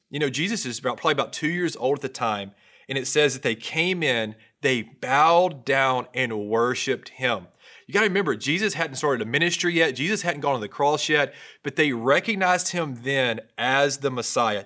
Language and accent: English; North Louisiana, United States; I grew up in North Louisiana. I come from a country family